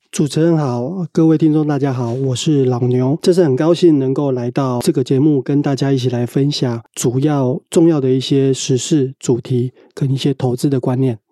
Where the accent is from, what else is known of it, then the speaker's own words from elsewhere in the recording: Pingtung, Pingtung County, Taiwan; now in northern Taiwan; 现在是在北部上班，但是我是屏东人